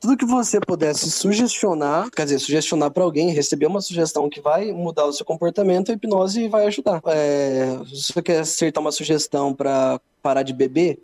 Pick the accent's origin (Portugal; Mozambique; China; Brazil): Brazil; Londrina, Paraná; eu sou de Londrina